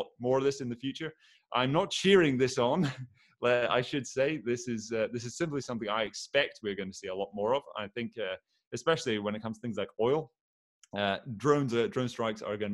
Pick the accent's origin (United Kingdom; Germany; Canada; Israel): United Kingdom; Aberdeen, Scotland; I am from Aberdeen, which is a big oil town